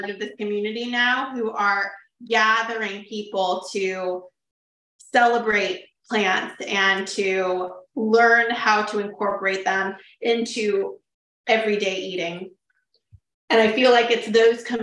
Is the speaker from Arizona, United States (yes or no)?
no; Sacramento, California, United States; also born or lived in Woodland, California; I am from Sacramento, born and raised